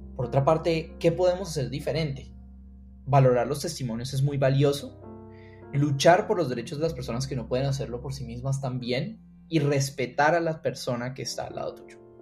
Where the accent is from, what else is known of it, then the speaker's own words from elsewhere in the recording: Cali, Valle del Cauca, Colombia; soy caleño